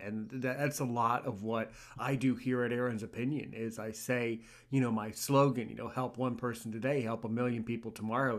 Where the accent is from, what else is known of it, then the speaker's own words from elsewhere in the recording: United States; I'm American